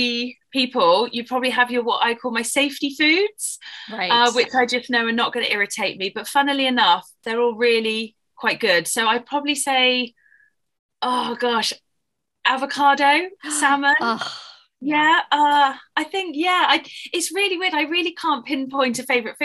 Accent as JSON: {"language": "English", "area": "Dorset", "region": "South West England", "country": "United Kingdom", "tie": "born or raised there", "also_born_or_lived": "South Africa / Australia", "accent": "English", "moved": "as an adult", "said": "I live in a county called Dorset. So we are very lucky because we live right on the beach. We've got lovely white sandy beaches"}